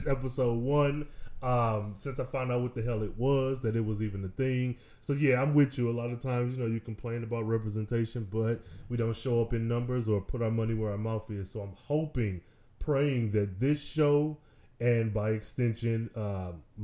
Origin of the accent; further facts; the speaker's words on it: Midwest, United States; also born or lived in Detroit; now in Dallas, United States; I'm from the Midwest